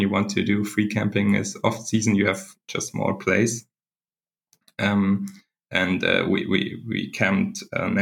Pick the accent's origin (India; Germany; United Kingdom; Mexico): Germany; I'm from Germany